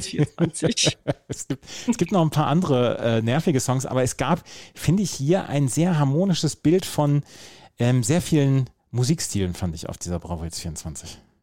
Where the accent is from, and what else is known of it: Bad Oeynhausen, North Rhine-Westphalia, Germany